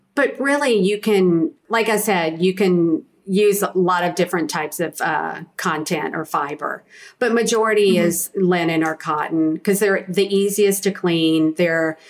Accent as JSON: {"language": "English", "region": "the South", "country": "United States", "said": "being a Southerner, a true Southern lady"}